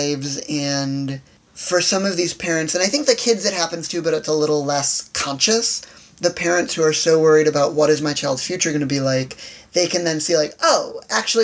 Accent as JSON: {"language": "English", "town": "Chicago", "region": "Illinois", "country": "United States", "moved": "yes", "lives_now": "Washington, D.C., United States", "said": "I'm from Chicago"}